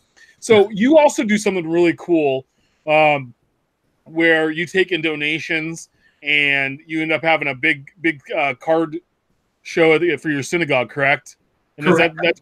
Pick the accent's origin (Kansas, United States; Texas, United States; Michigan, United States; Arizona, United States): Kansas, United States; Wichita; born or raised there